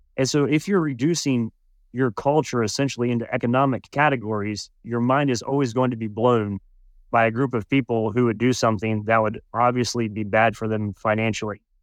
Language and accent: English; United States; speaking as an American